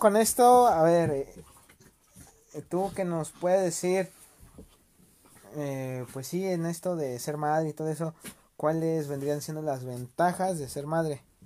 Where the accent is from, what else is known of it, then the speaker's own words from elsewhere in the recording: Mexico; uno como mexicano